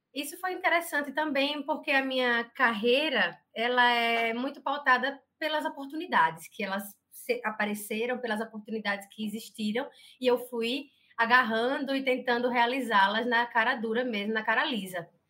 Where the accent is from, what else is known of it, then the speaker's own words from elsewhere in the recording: Arapiraca, Alagoas, Brazil; eu sou natural de Arapiraca.